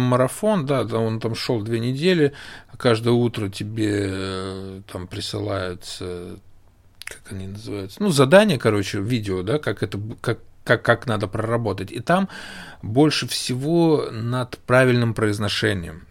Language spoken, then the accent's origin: Russian; Russia; moved away; я из России